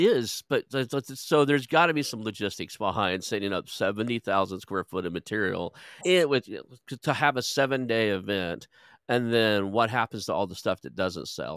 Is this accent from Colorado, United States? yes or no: no; Oklahoma, United States; moved away as an adult; also born or lived in California; I moved back to Oklahoma from California